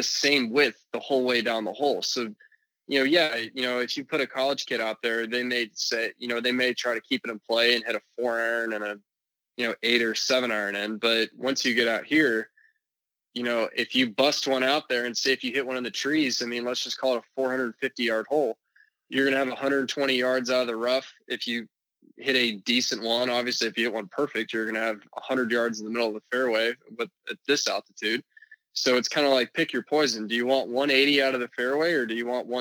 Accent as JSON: {"language": "English", "town": "Dallas", "region": "Texas", "country": "United States", "tie": "born or raised there", "also_born_or_lived": "San Francisco, California / Plano, Texas", "said": "I'm originally from San Francisco, then moved to Dallas when I was 9"}